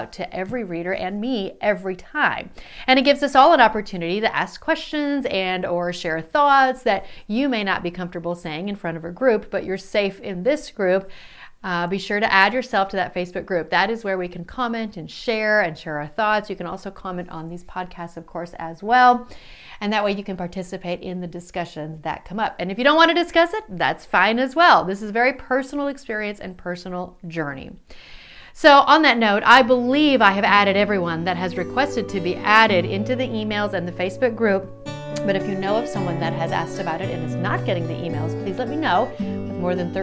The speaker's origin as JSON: {"language": "English", "region": "South Dakota", "country": "United States", "tie": "born or raised there", "said": "my parents knew that their kids needed to know English, especially growing up in South Dakota"}